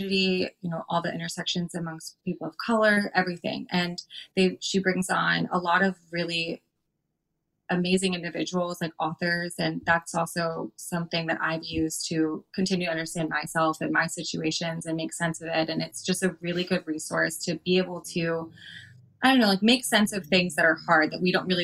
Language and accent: English; Florida, United States; I'm from Florida